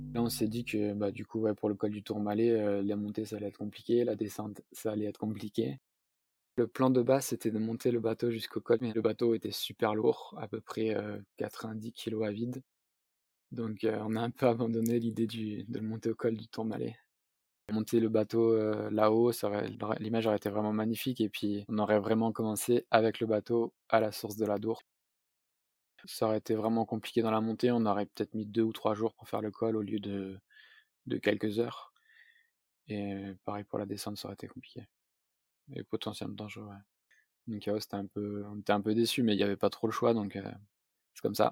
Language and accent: French; south-east France, France; je suis originaire du sud-est de la France